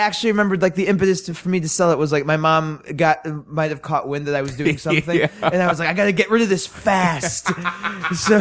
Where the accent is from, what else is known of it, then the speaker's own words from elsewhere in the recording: New York City, New York, United States; I grew up in Manhattan